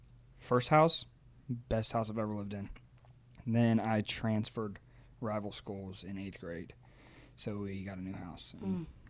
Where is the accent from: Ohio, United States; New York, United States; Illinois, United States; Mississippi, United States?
Ohio, United States; moved away; So, I am from Ohio, a tiny little town in Ohio.